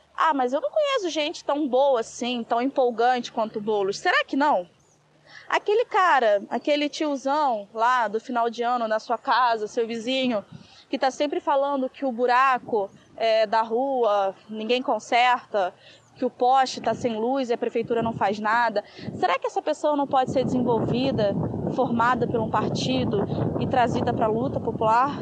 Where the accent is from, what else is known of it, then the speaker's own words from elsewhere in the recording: Rio de Janeiro, Brazil; eu sou do Rio de Janeiro